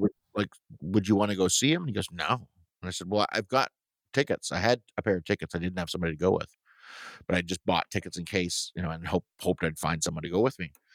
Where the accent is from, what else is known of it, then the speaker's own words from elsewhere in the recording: Toronto, Ontario, Canada; moved away as an adult; also born or lived in Syracuse area, New York; now in Syracuse, United States; what we would have in Toronto too, growing up in Scarborough, were these hydro fields